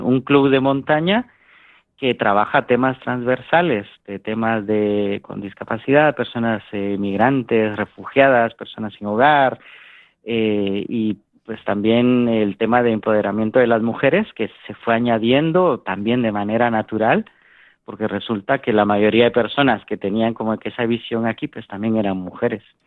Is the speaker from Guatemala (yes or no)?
yes; Guatemala; en mi país, en Guatemala, em, aprendimos a hacer montaña